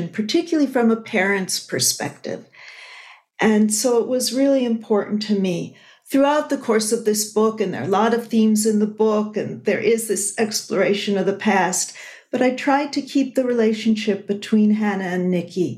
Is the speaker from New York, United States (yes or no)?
yes; Buffalo, New York, United States; moved away; my hometown, Buffalo, New York